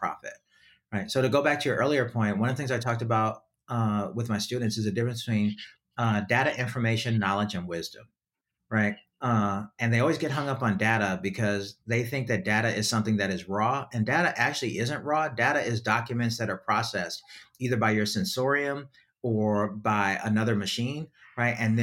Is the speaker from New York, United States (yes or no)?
yes; New York City, New York, United States; I grew up in New York City